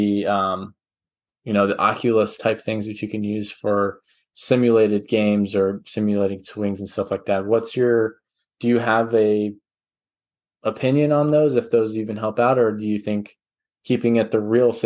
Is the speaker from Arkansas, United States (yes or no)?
yes; Arkansas, United States; moved away; I'm originally from Arkansas